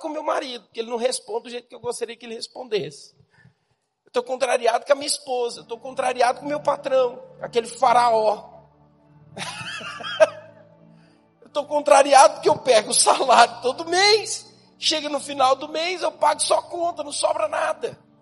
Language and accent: Portuguese; Goiás, Brazil; now in Campinas, Brazil; eu sou goiano